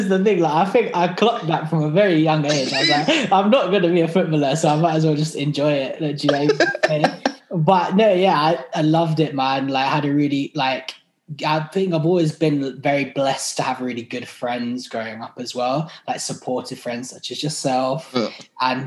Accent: Surrey, South East England, United Kingdom; also born or lived in South London; now in London, United Kingdom; I sort of grew up more so in the Surrey area, like in around it, but like I like live now in South London

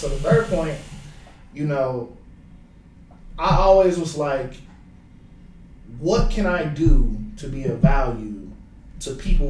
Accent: Cincinnati, Ohio, United States; born or raised there

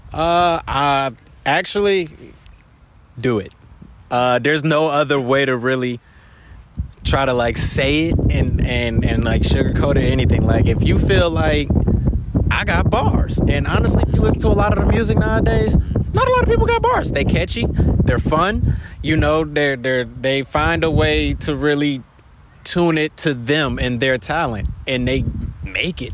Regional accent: Detroit, Michigan, United States; now in Honolulu, United States; I'm from Detroit. So uh, back when I was in middle school, I actually used to live upstairs from a studio my um, uncle had owned

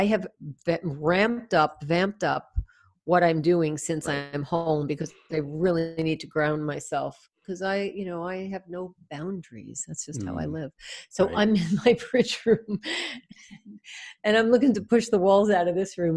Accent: New York, United States; accent: New York; my New York accent

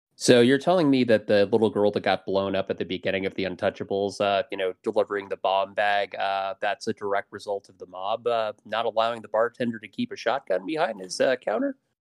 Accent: Portland, Oregon, United States; moved away; I'm originally from Portland

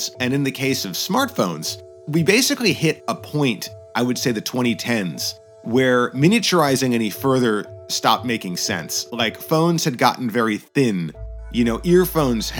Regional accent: United States; moved away as an adult; now in Japan; I am American born and raised. I moved to Japan in 2003

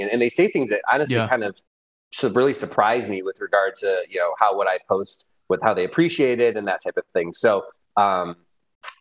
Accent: Michigan, United States; I grew up in Michigan on a farm, actually

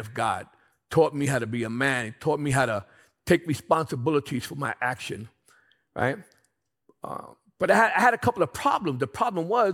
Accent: New York City, New York, United States; I'm from Brooklyn, Bedford-Stuyvesant, Williamsburg

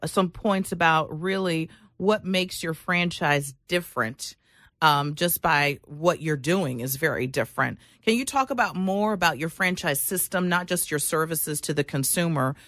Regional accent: South Florida, United States; I grew up in South Florida

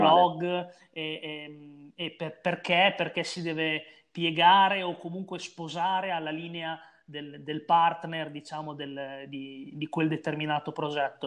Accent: Bologna, Emilia-Romagna, Italy; sono di Bologna, quindi ho giocato eh, nei campionati regionali Emiliano-Romagnoli

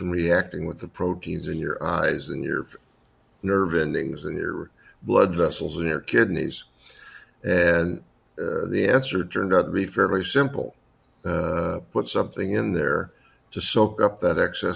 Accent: Indiana, United States; moved away as an adult; also born or lived in Wisconsin; I'm from Indiana originally, born and raised there

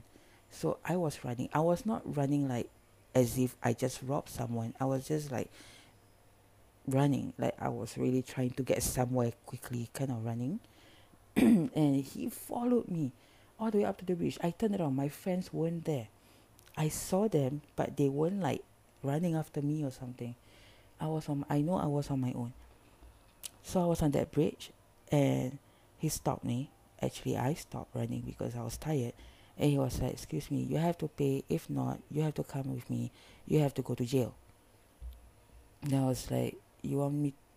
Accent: Singapore; I'm from Singapore

